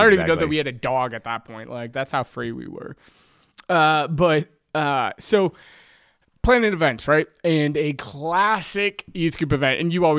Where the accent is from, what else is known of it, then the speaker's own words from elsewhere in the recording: Michigan, United States; Well, so I'm the oldest of five kids. I grew up in West Michigan. We were the typical church family.